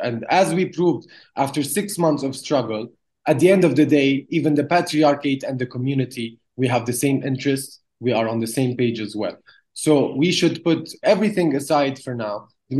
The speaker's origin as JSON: {"language": "English", "town": "Jerusalem", "region": "Jerusalem District", "country": "Israel", "said": "fellow Jerusalemite Armenians say, whenever we go in the world, when Armenians see us and they know we're from Jerusalem, the first thing that comes to mind is the Goveru Bardez."}